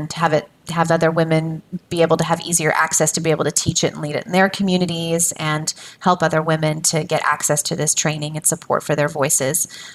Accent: United States; an American woman

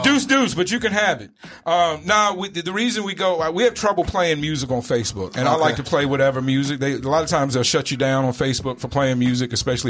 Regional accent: the South, United States; also born or lived in East Coast; now in Arizona, United States; I come from the South, so, you know, we over there, of that part of the South, we eat a lot of pork

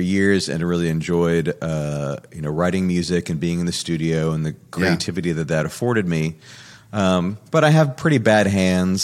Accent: New York, United States; moved away as an adult; now in Central Florida, United States; I'm originally from New York

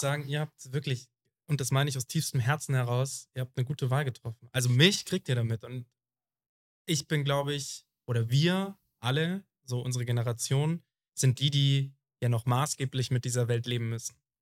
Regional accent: Germany; das wird überhaupt nicht zelebriert bei uns in Deutschland.

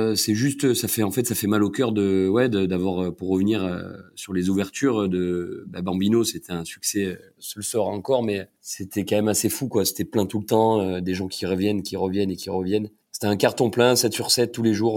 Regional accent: Cassis, Provence-Alpes-Côte d'Azur, France; also born or lived in Marseille; now in Paris, France; j'ai grandi à Cassis

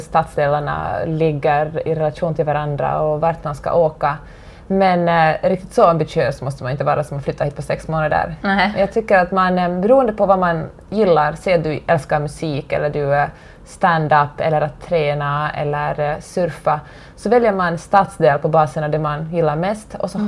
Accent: Finland; moved away as an adult; now in Los Angeles, United States; hemma i Finland

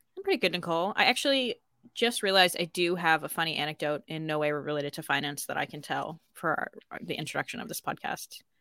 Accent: United States; accent: American; moved away as an adult; now in Ireland; I would say I'm American.

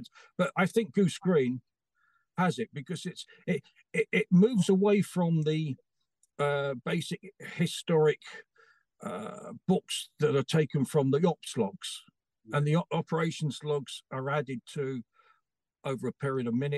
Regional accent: London, United Kingdom; I grew up in South London at the time

